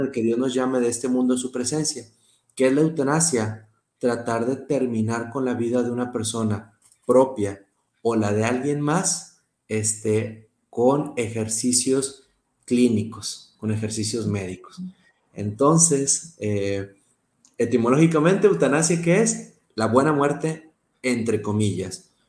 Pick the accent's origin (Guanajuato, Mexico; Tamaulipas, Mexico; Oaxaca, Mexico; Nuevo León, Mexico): Nuevo León, Mexico; Monterrey; accent: regio; also born or lived in Pamplona, Spain; soy regio y espero que hablar como regio siempre